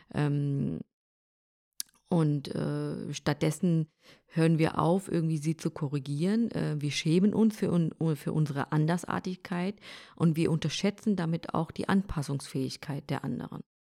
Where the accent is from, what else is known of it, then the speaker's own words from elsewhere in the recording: Germany; mein Heimatland Deutschland ist